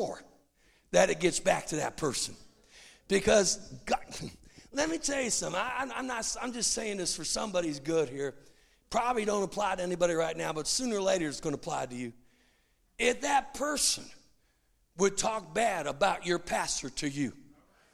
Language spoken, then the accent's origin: English; United States; I'm an American